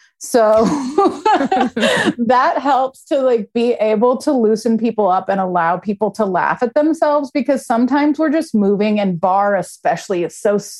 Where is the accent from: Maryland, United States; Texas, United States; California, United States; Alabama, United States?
California, United States; Los Angeles; moved away as an adult; now in Philadelphia, United States; I was born and raised in LA, but I came to Philly when I was 21.